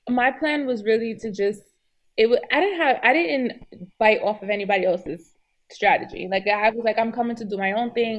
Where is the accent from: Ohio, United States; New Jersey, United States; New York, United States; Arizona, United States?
New York, United States; New York City; I'm from New York City